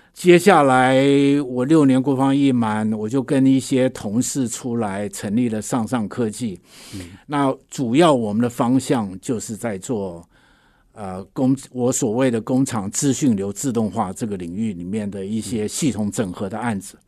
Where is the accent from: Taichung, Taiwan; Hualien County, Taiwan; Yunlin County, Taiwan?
Yunlin County, Taiwan; Huwei; 我是在云林县虎尾出生的